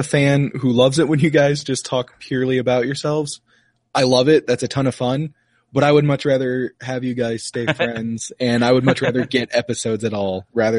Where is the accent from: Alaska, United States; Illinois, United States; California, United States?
Illinois, United States; East Peoria; also born or lived in Bloomington, Illinois; Central Illinois. I grew up in East Peoria, which is kind of a suburb of Peoria.